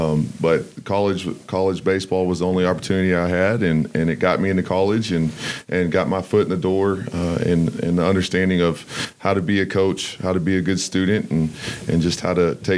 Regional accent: Crawford, Texas, United States; I'm from Crawford, Texas. It's a town about 20 minutes south of Waco.

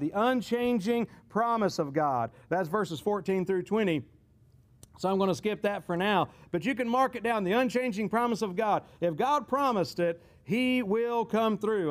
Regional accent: United States; our perspective as, as, as American Christians

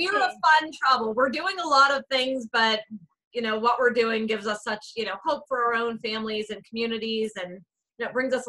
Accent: White Oak, Pennsylvania, United States; I'm from White Oak, Pennsylvania. For anyone that follows social media, I officially live in the most boring town in the state.

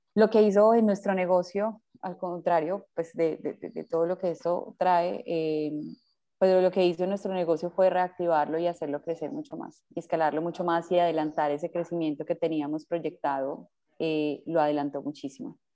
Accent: Medellín, Antioquia, Colombia; yo soy de Medellín, nací en, Medellín.

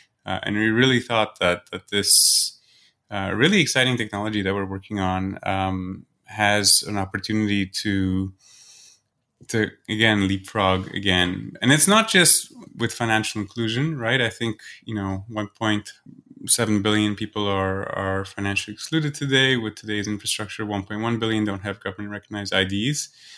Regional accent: Singapore; My parents are from Poland, but I grew up in Singapore.

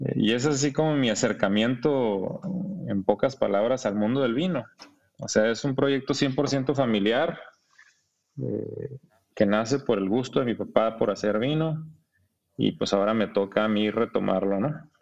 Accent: Ensenada, Baja California, Mexico; also born or lived in Monterrey; soy de Ensenada

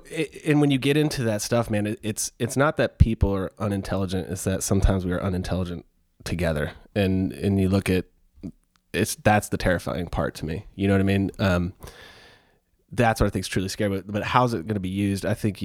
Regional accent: Houston, Texas, United States; I grew up in Houston.

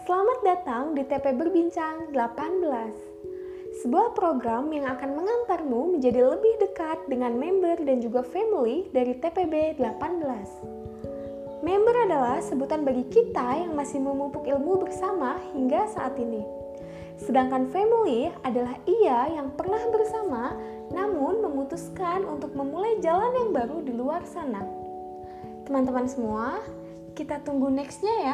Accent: Riau, Indonesia; now in Bandung, Indonesia; asal aku dari Riau

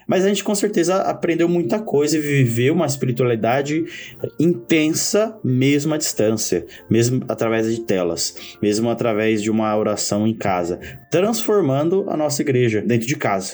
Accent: Poá, São Paulo, Brazil; eu que cresci em Poá

